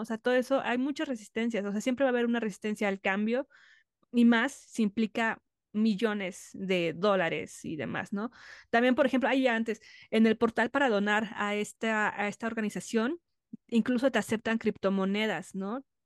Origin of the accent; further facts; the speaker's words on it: Mexico; como mujer, como mexicana